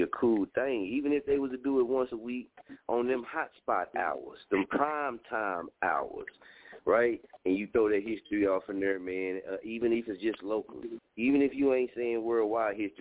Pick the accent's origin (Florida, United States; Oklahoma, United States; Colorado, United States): Oklahoma, United States; Muskogee; I'm from Muskogee, Oklahoma, right? We broadcast live from Muskogee, Oklahoma